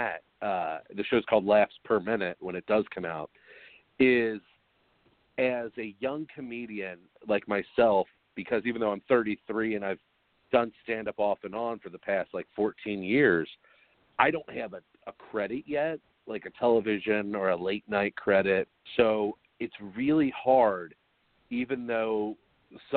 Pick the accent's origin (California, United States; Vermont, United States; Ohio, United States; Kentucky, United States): Kentucky, United States; northern; also born or lived in Chicago; I'm born and raised in northern Kentucky, and I actually live in Kentucky